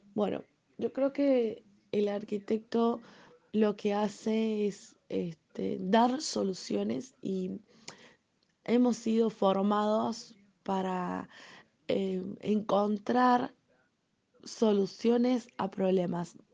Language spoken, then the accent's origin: Spanish; Necochea, Buenos Aires Province, Argentina; also born or lived in San Juan / Mar del Plata; soy argentina